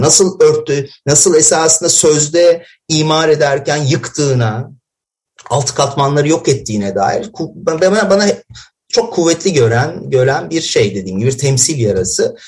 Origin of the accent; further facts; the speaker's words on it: Elazığ, Elazığ Province, Turkey; ben Elazığlıyım